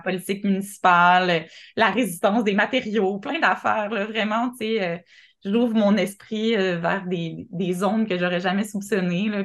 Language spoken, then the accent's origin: French; Montreal, Quebec, Canada; now in Côte-Nord, Canada; je suis Montréalais